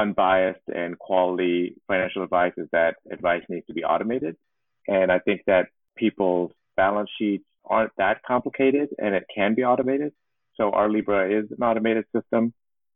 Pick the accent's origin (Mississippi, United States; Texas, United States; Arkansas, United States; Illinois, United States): Texas, United States; Houston; moved away as an adult; also born or lived in East Coast; Born and raised in Houston, Texas, into a middle-class family